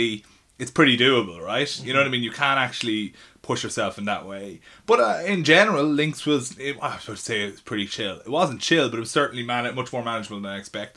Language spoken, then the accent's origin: English; Ireland; accent: Irish; moved away as an adult; now in London, United Kingdom; it was a real advantage of being Irish in London, because when they heard my accent, they didn't know what to do with me